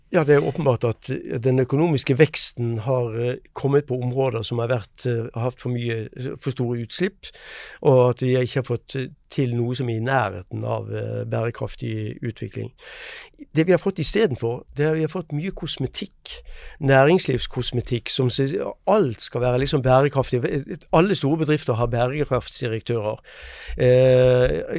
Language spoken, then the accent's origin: Norwegian; Norway; Vi merker det eh, selv her hjemme i Norge